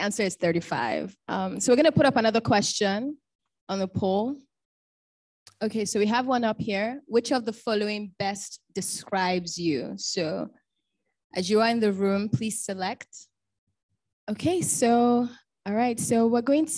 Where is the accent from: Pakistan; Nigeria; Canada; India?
Nigeria; Bayelsa; I'm from Bayelsa State. I'm an Ijaw woman.